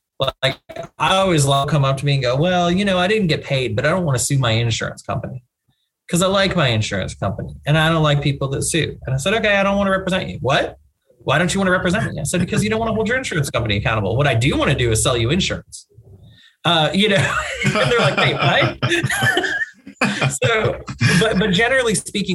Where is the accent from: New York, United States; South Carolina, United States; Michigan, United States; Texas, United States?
Texas, United States; East; also born or lived in Dallas; I'm from East Texas originally and then Dallas